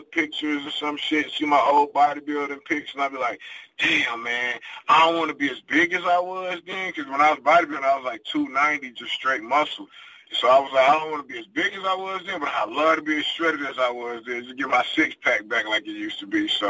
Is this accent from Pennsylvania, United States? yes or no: no; Detroit, Michigan, United States; moved away as an adult; also born or lived in Charlotte, North Carolina; now in Las Vegas, United States; I lived, born and raised in Detroit, I lived in Charlotte, North Carolina for a while. And then I moved from there to Las Vegas